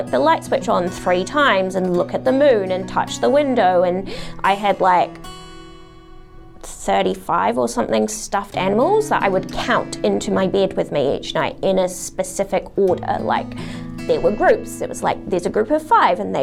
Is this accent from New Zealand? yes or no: yes; New Zealand; also born or lived in Adelaide, Australia; I was born in New Zealand, and then my dad's a doctor, and as part of his like specialist training, we went to Adelaide for him to finish that off